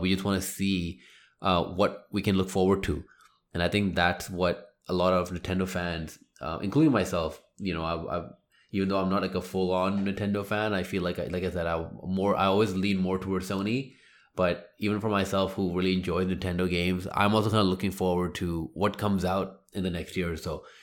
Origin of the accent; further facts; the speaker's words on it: India; me being Indian